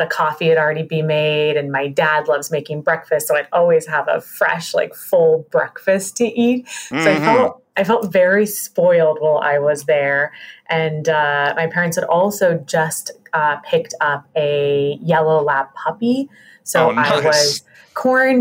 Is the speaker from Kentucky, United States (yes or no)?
no; Great Falls, Montana, United States; now in Chicago, United States; I grew up in Great Falls and have a huge Italian family